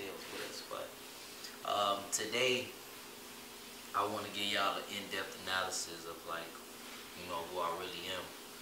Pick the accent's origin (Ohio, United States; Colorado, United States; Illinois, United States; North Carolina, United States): Illinois, United States; Chicago; moved away as an adult; now in Miami, United States; kid from Chicago, born July 16, 92. I was born in Michael Reese Hospital